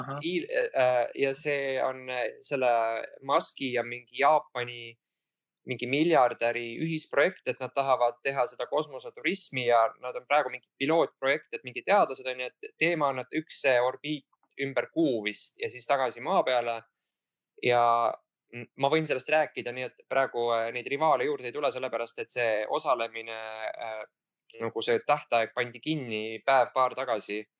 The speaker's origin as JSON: {"language": "Estonian", "town": "Pärnu", "region": "Pärnu County", "country": "Estonia", "said": "ma olen pärnakas"}